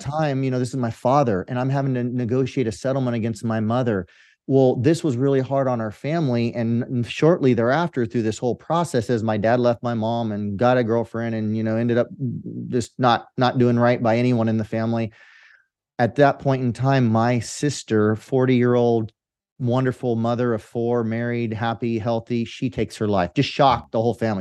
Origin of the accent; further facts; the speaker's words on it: Central Valley of California, United States; I grew up in the Central Valley of California in farmland